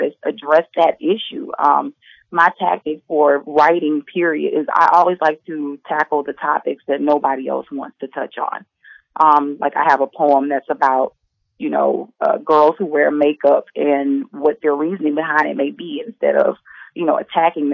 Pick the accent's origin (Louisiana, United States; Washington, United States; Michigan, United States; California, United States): Louisiana, United States; Alexandria; also born or lived in New Orleans, Louisiana; I'm originally from Louisiana by way of a little town called Alexandria and also New Orleans. I grew up in both.